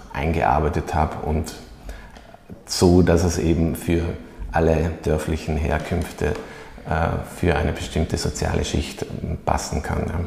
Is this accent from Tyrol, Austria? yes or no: yes; Oberland, Tyrol, Austria; wenn man aufgewachsen ist im Oberland